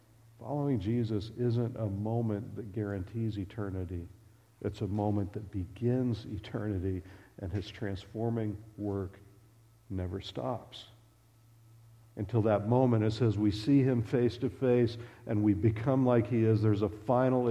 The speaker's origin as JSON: {"language": "English", "region": "west coast of Florida", "country": "United States", "tie": "born or raised there", "also_born_or_lived": "Lexington / Nebraska", "moved": "as an adult", "said": "we grew up in Florida, on the west coast of Florida."}